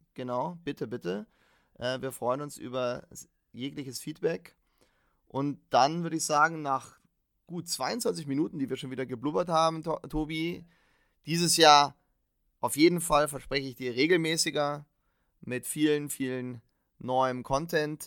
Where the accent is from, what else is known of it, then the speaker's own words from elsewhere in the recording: Bavaria, Germany; bei uns in Bayern